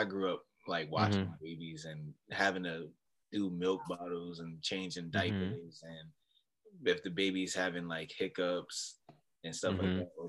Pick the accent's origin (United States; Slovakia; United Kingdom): United States; York, Pennsylvania; I live in York. So we're all from York.